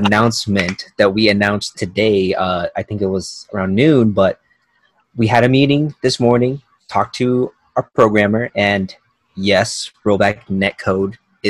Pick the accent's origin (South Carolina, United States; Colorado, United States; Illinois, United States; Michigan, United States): Colorado, United States; So this arcade that I grew up in Colorado